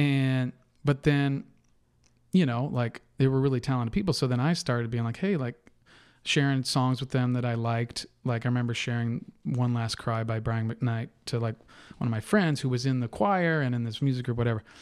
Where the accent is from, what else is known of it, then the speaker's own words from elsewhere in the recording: Napa, California, United States; moved away as an adult; also born or lived in Irvine, California / Las Vegas; the same place I was born, which is in Napa, California